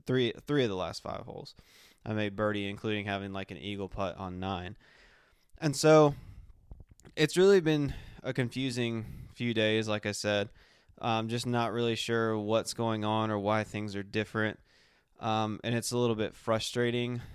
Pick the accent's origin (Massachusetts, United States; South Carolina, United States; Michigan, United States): South Carolina, United States; moved away; my hometown in South Carolina